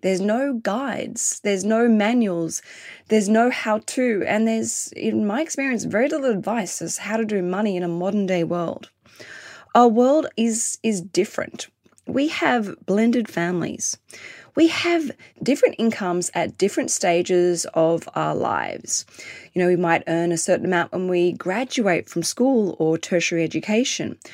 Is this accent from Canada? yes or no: no; London, United Kingdom; now in Australia; I was born in London